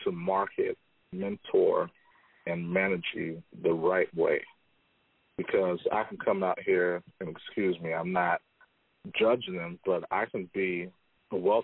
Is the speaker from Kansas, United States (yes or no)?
yes; Wichita, Kansas, United States; now in Lehigh Valley, United States; from Wichita, Kansas, which is a hotbed for athletes